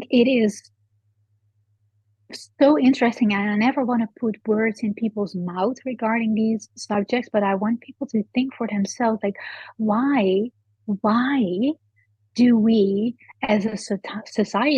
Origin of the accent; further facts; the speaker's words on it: Netherlands; moved away; I'm from the Netherlands. I was born there